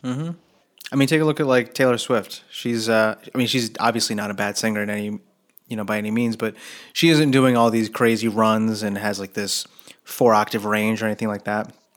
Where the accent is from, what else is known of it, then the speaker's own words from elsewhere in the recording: New Jersey, United States; I grew up in Jersey. I was like an hour south of of New York